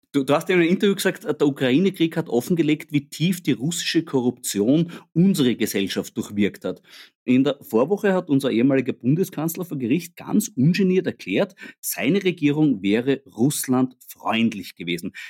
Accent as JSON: {"language": "German", "country": "Austria", "said": "als Österreicher"}